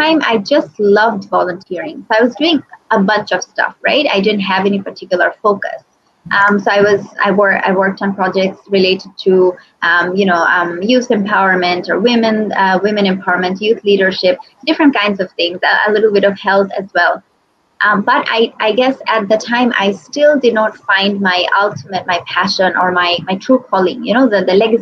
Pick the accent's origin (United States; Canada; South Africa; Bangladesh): Bangladesh; I was born and brought up in Bangladesh.